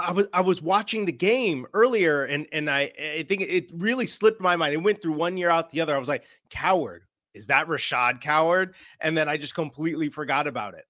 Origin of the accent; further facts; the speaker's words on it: Chicago, Illinois, United States; moved away; I'm originally a Chicago guy, you know, so I'm from